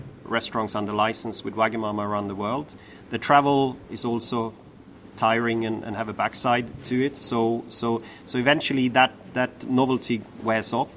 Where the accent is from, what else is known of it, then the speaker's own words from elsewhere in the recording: northern Sweden, Sweden; moved away as an adult; also born or lived in Stockholm, Sweden; now in London, United Kingdom; a young boy from the north of Sweden, where I'm from